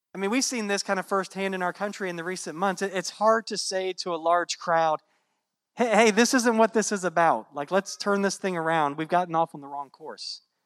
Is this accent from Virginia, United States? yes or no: yes; Virginia, United States; now in Florida, United States; I grew up in Virginia